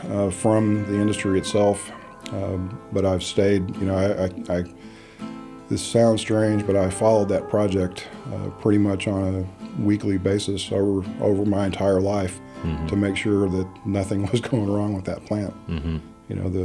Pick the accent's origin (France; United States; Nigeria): United States; Midland, Texas; born there; I was born in Midland, Texas, in the heart of the Permian Basin. And I've lived everywhere in Texas that has an Air Force base is one way to look at things.